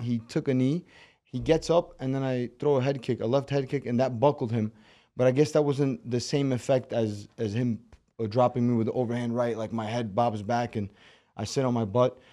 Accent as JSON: {"language": "English", "town": "New York City", "region": "New York", "country": "United States", "tie": "born or raised there", "also_born_or_lived": "Moscow, Russia / Baku, Azerbaijan (family)", "accent": "Brooklyn", "second_language": "English", "said": "six years old, moved to the States, and been in Brooklyn ever since"}